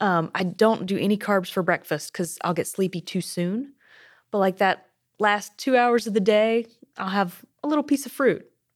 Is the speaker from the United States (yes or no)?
yes; United States; I grew up as a kid being a little unusual as an American